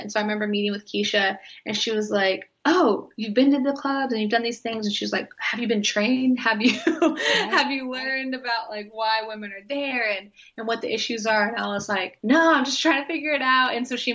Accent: Oklahoma, United States; also born or lived in Midwest; now in Tampa, United States; I grew up like in Oklahoma and in the Midwest

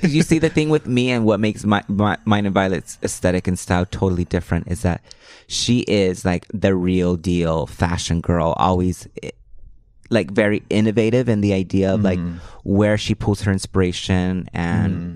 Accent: Los Angeles, California, United States; first language Spanish; I grew up in Hollywood. I went to Hollywood High School.

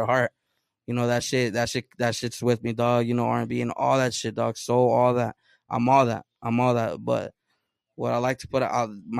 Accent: Oceanside, California, United States; first language Spanish; English is a second language; Oceanside, man, it's the beach, palm trees, lowriders, surfing

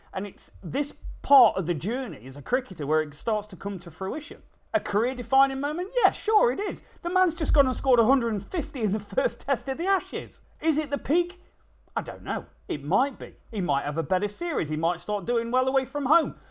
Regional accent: England, United Kingdom; we're typical English

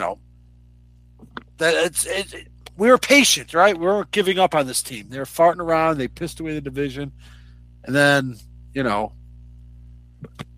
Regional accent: Elk Grove Village, Illinois, United States; there's a street in the subdivision I grew up in Elk Grove. I grew up in Wellington

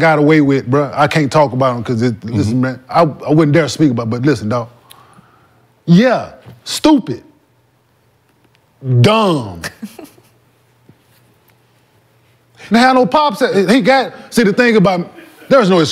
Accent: the South, United States; I'm from the South

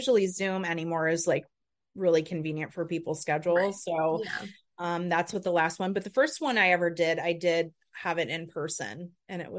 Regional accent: Chicago, Illinois, United States; moved away as an adult; now in Northern Michigan, United States; I'm from Chicago originally

